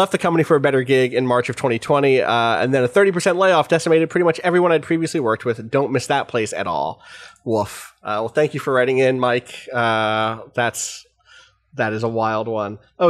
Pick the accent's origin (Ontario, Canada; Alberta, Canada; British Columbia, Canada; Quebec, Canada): Alberta, Canada; Calgary; I can't have you not know about the stuff that went down in my hometown. Another great opening line. In Calgary, Canada, we have a very good deep dish pizza place.